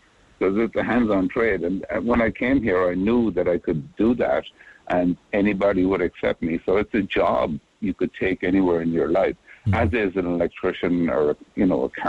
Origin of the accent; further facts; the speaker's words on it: Macroom, Munster, Ireland; moved away as an adult; also born or lived in Boston, United States; now in Honolulu, United States; I grew up in Cork. I lived there until I was 22.